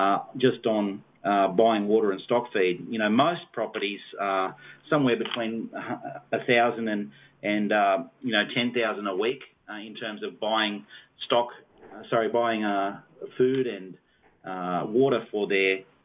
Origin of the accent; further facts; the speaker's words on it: Sydney, New South Wales, Australia; Well, I suppose I moved up here from Sydney. God called us to the outback, and we really had no idea that he was going to call us here